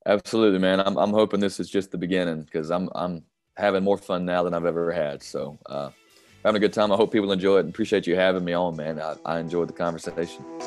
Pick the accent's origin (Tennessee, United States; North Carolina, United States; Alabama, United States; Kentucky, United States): North Carolina, United States; I love my home state